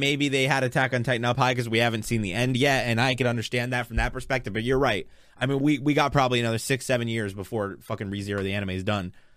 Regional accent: Texas, United States; I'm from Texas

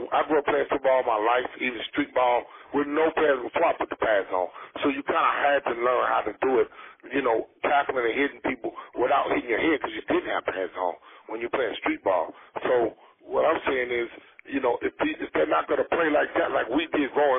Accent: the South, United States; born or raised there

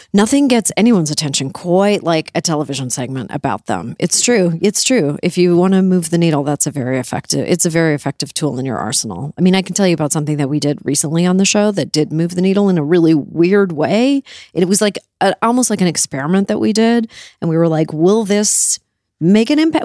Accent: Canada; I grew up in Canada

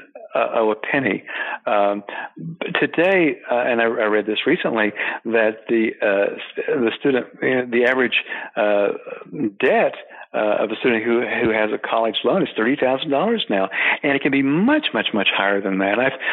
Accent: eastern Tennessee, United States; moved away as an adult; also born or lived in Washington; I grew up on a small farm in eastern Tennessee

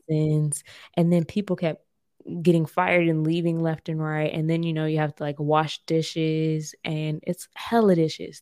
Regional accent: United States; now in Germany; as an American culture

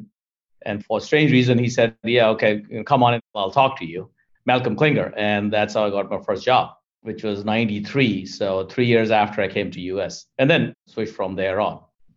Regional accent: India; moved away as an adult; also born or lived in New York, United States; now in Fort Lauderdale, United States; I'm originally from India and then lived in New York for 20 years and then decided to move to Florida back again a decade ago

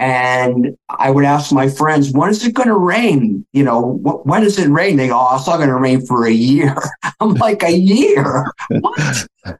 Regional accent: New York City, New York, United States; moved away; also born or lived in Philadelphia / Los Angeles; I was born in Philadelphia. I never lived there. I was there when I was a baby, like I was maybe one. I don't remember anything about it. And then my folks moved to New York City. So basically, my life was New York. And this is like the 60s

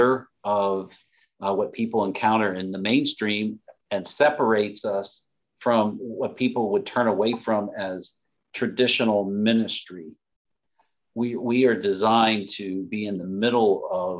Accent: Lakewood, Ohio, United States; I was born in the Cleveland area

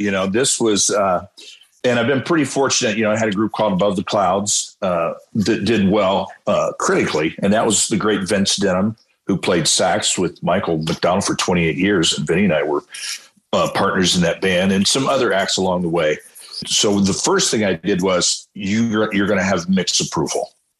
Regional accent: County Donegal, Ireland; You know, I'm from Donegal, which is the West Virginia of Ireland, and we're all over the pipes.

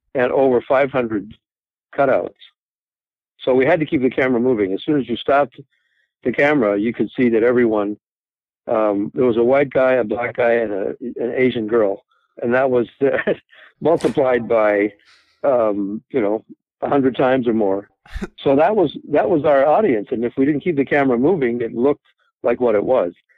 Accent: Toronto, Ontario, Canada; moved away as an adult; now in Los Angeles, United States; I'm from Toronto. I'm from Canada

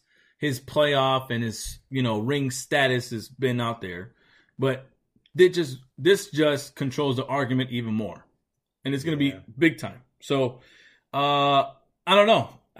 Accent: California, United States; I was born and raised in California

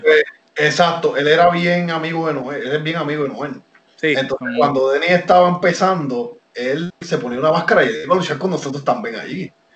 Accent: Levittown, Puerto Rico; also born or lived in Miami; yo me crié aquí en Puerto Rico. A pesar de que yo nací en Miami, mis papás son cubanos

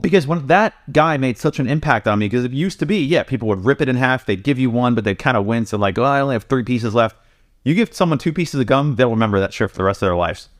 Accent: New Jersey, United States; I'm from New Jersey and there's a lot of Italians where I grew up.

